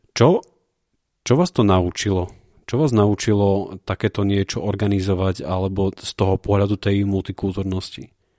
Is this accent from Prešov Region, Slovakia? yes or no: yes; Prešov, Prešov Region, Slovakia; ja som zo Siliska 3